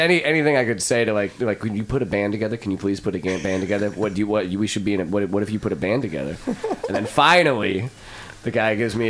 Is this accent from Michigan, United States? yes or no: no; St. Louis, Missouri, United States; moved away as an adult; I was born and raised in St. Louis alongside this bucket of chuckles over here. But I came down here for college